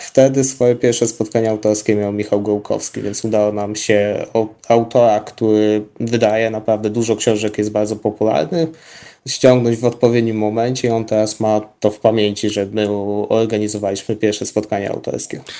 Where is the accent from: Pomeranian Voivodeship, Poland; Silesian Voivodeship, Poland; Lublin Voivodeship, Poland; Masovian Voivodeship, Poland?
Lublin Voivodeship, Poland; Zamość; u nas w Zamościu